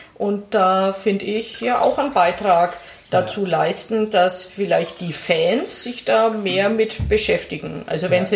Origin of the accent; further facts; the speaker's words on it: Oberasbach, Bavaria, Germany; also born or lived in Nuremberg; ich bin in Nürnberg geboren. Ja. Und im Fürther Landkreis sofort mit der Babyschale verbracht worden. Also Zwei Tage später war ich Landkreis Fürth-Kind